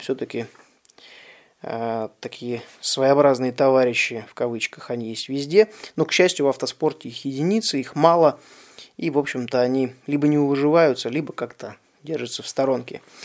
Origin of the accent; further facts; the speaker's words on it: Russia; Я, соответственно, из России и выступаю под российской лицензией